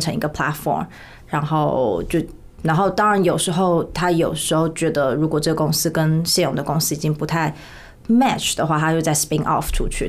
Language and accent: Chinese; Taiwan; moved away as an adult; also born or lived in United States; 我就是在台湾出生长大，在台湾求系毕业之后，我在P N G做业务做大概快五年